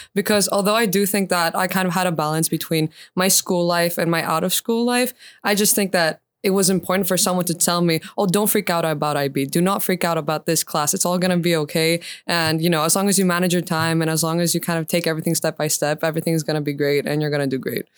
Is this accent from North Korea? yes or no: no; Attica, Greece; I went to kindergarten in the southern suburbs of Attica